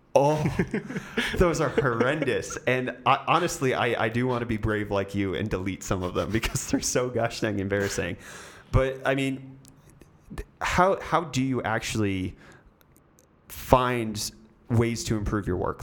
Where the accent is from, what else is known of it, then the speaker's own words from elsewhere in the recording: United States; accent: American; now in South Africa; I have an American accent